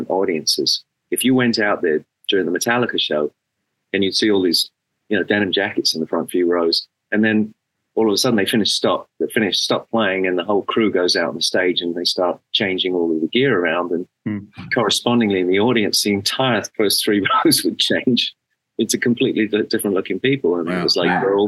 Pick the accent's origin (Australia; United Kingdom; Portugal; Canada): United Kingdom; England; born or raised there; moved away as an adult